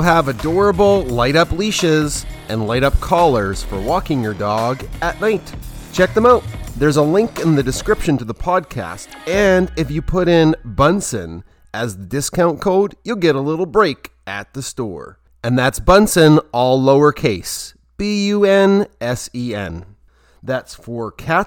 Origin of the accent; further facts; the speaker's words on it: Canada; also born or lived in Alberta; I'm from Canada